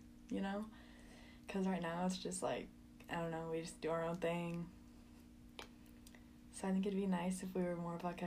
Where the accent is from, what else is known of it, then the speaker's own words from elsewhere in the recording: Seattle, Washington, United States; moved away as an adult; now in Tucson, United States; I'm from Seattle